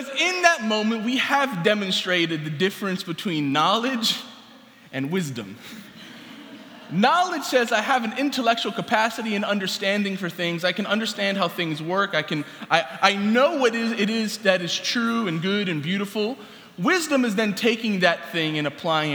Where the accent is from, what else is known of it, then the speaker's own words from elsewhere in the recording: New York City, New York, United States; Growing up in New York City